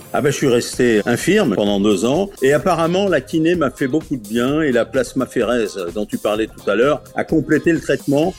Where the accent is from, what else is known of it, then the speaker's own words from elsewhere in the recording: Paris region, Île-de-France, France; moved away; also born or lived in Caen / Normandy; je suis né dans la région parisienne